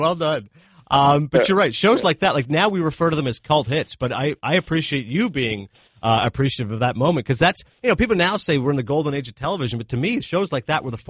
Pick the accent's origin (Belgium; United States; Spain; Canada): Canada; Toronto, Ontario; I grew up in Canada, so I grew up in Toronto.